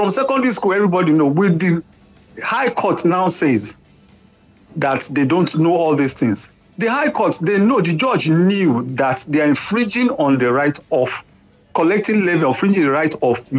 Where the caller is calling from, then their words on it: Sweden; I'm calling from Sweden.